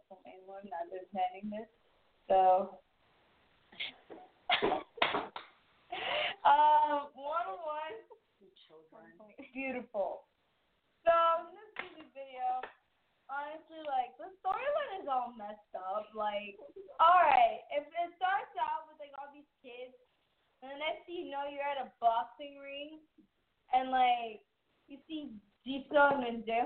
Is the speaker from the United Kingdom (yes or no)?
no; Puerto Rico; I was raised in Puerto Rico